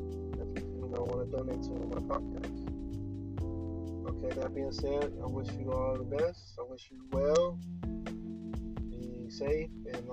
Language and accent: English; United States; Of course, I'm from the United States, from Marcano.